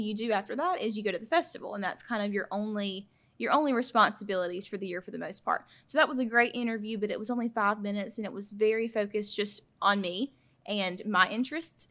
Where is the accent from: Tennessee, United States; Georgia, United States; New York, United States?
Georgia, United States; Claxton; I'm from Claxton, Georgia